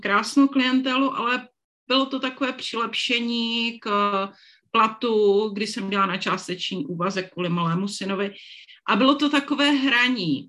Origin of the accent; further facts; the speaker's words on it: Moravian Slovakia, South Moravian Region, Czechia; moved away; já jsem děvčice ze Slovácka